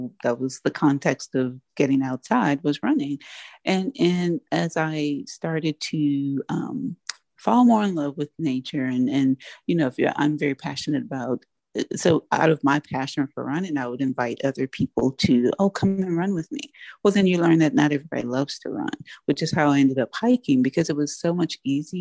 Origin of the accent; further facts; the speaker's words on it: United States; I am African American, I'm Black, so I my community is Black